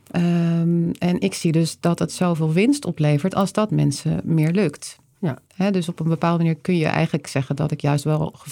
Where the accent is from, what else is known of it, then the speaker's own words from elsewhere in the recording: Leiden, South Holland, Netherlands; now in Breda, Netherlands; Ja, ik ben geboren in Leiden. Mijn moeder is Noordwijkse, mijn vader Rotterdammer. Dus ik, eh, hier, hier liggen meer mijn roots